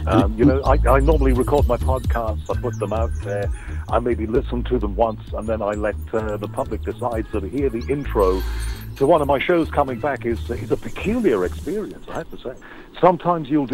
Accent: Liverpool, North West England, United Kingdom; I'm just a guy who was born and brought up in Liverpool

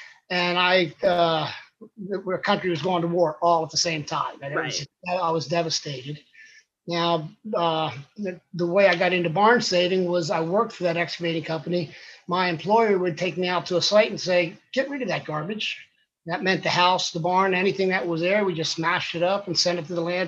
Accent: Texas, United States; also born or lived in Pennsylvania; Well, I was born in Pennsylvania. I was 3 months old. My family moved to Texas to be missionaries to Mexico.

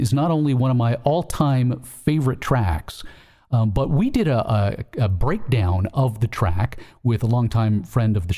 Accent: Canada; we're Canadian

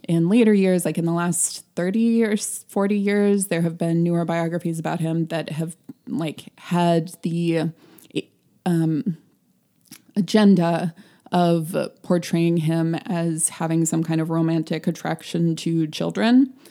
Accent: United States; we're American

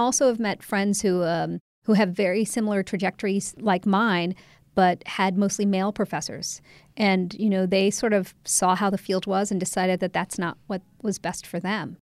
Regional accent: Ohio, United States; moved away as an adult; also born or lived in England / Canada; now in Washington, D.C., United States; I grew up mostly in Ohio until, um, college

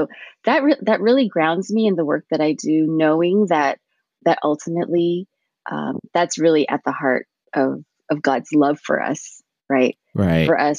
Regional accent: Montebello, California, United States; English is a second language; East Los Angeles, I grew up in Montebello

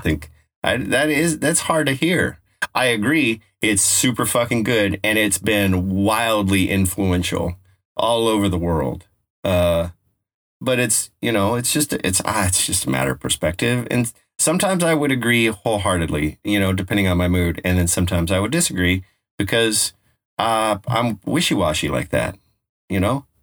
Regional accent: Colorado, United States; now in West Coast, United States; I'm from Colorado.

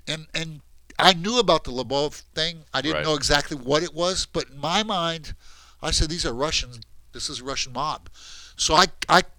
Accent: Brazil; I'm from Brazil.

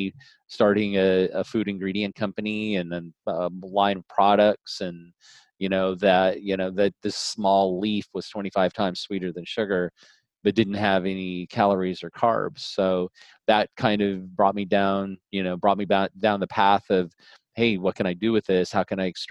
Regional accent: Colorado, United States; moved away; also born or lived in Wisconsin / Arizona / California; My parents moved to Colorado. My dad bought some land and had a ranch. And so I basically grew up in the country, on a small ranch

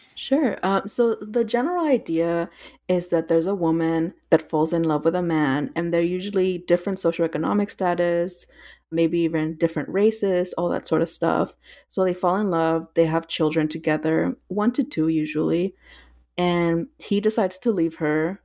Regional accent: South Texas and Northern Mexico, United States; I grew up in South Texas and Northern Mexico

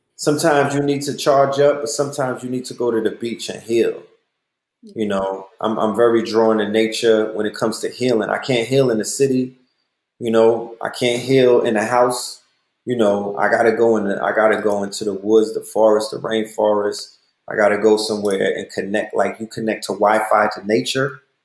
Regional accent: New York, United States; now in Atlanta, United States; I'm a New Yorker

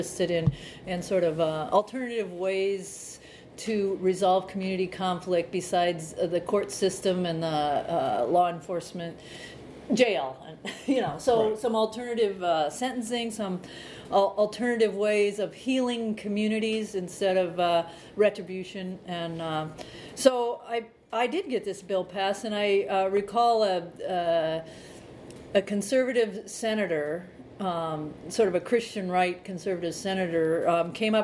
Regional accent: central Illinois, United States; now in Montana, United States; I grew up on a farm in central part of Illinois.

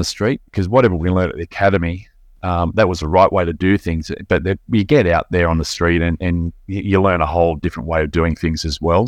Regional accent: Belmont, Lake Macquarie, New South Wales, Australia; I grew up in Ballantyne, which is around the corner from where I live now in Lake Macquarie.

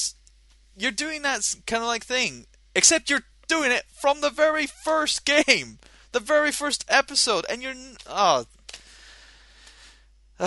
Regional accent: Scotland, United Kingdom; I'm Scottish

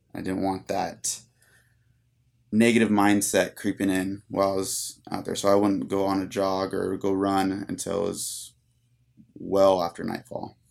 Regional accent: San Luis Obispo, California, United States; I grew up, like I said, here in San Luis, and I was very active

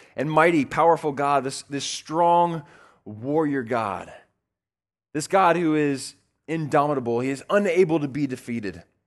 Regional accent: the South, United States; I grew up in the South

